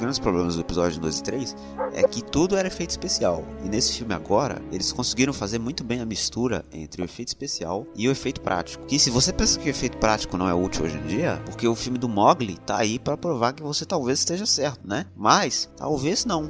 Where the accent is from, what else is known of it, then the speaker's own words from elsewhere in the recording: Brazil; eu sou brasileiro